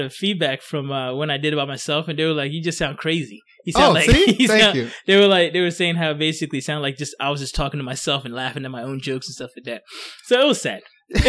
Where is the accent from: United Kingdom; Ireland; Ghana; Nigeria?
Ghana; now in United States; oh, no, I'm from Ghana.